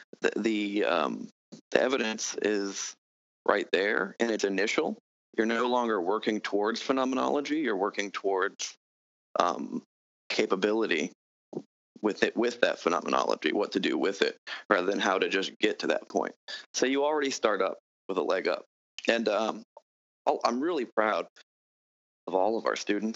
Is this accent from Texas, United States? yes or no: no; New Orleans, Louisiana, United States; I'm from New Orleans, so I actually have some background like the local folk magic